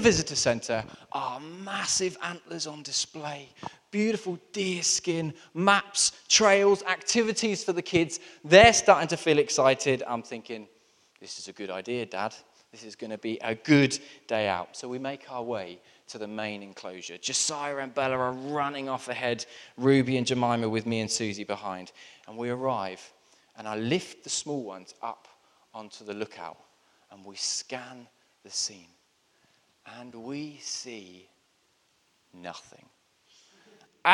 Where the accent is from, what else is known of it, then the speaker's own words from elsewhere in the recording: Southampton, South East England, United Kingdom; I grew up in Southampton, which is very close to the New Forest.